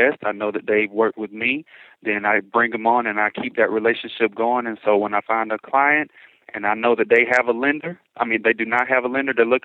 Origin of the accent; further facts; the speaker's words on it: Atlanta, Georgia, United States; moved away as an adult; now in Chicago, United States; I'm originally from Atlanta, Georgia